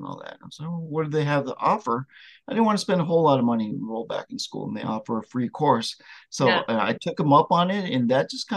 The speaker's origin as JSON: {"language": "English", "country": "Vietnam", "tie": "born or raised there", "said": "I was born in Vietnam during the Vietnam War, and I'm one of the Amerasian babies"}